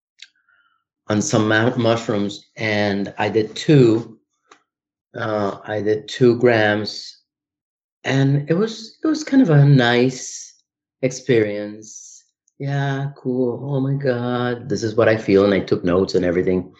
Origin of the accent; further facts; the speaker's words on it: Colombia; now in United States; I'm from Colombia